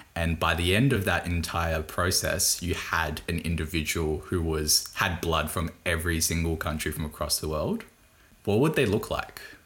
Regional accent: Australia; accent: thick Bogan; I'm from Australia. Like I have a thick, pretty Bogan accent

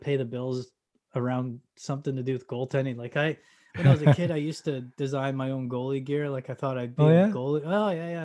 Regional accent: Port Moody, British Columbia, Canada; I grew up in Port Moody

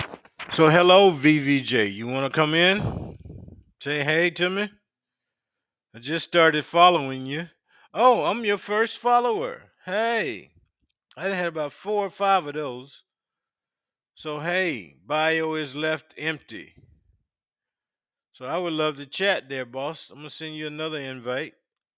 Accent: Brooklyn, New York, United States; now in Pennsylvania, United States; I was born and raised in Brooklyn, New York, currently residing in PA.

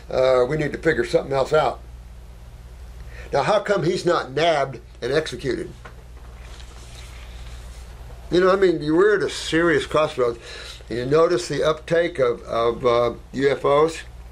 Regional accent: Canada; So, Dr. Morse, I'm Canadian.

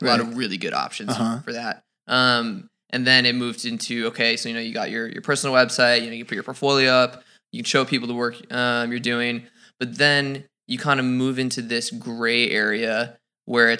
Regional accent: Minnesota, United States; I'm from Minnesota.

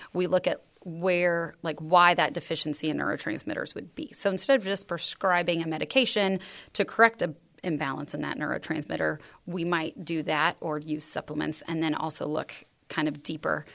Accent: San Juan Capistrano, California, United States; moved away; also born or lived in Texas; I grew up in San Juan Capistrano, California

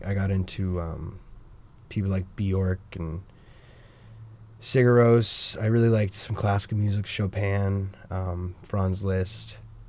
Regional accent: New Hampshire, United States; now in Maine, United States; New Hampshire.

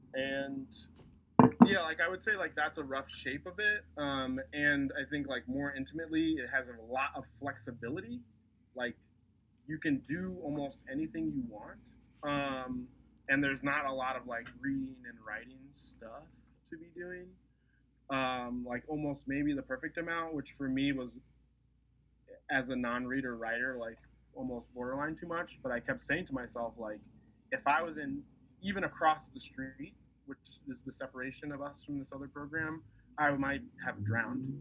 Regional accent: East Coast, United States; moved away as an adult; now in Portland, United States; I am from the East Coast, so like came out here for school

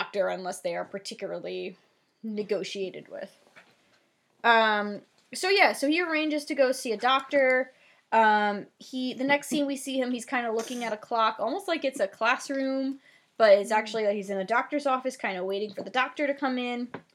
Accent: New Jersey, United States; accent: Jersey; my Jersey accent

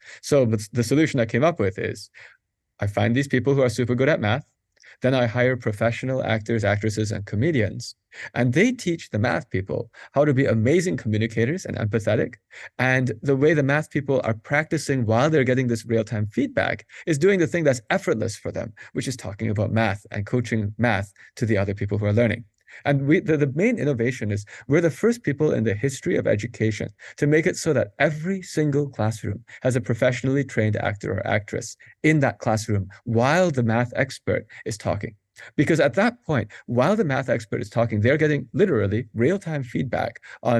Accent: Madison, Wisconsin, United States; now in Pittsburgh, United States; Madison, Wisconsin.

